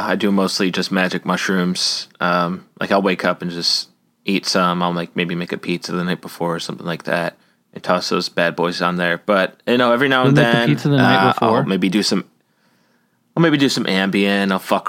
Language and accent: English; Terre Haute, Indiana, United States; I'm also from Terre Haute, Indiana, and we went to the same school